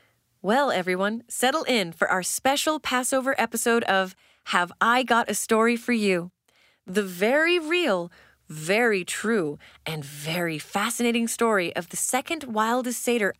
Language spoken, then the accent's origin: English; Brainerd, Minnesota, United States; Usually, I head back to my hometown of Brainerd